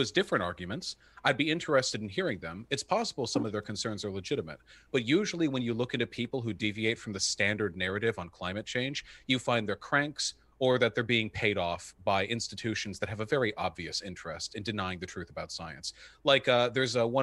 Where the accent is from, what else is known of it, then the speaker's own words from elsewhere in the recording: United States; I'm American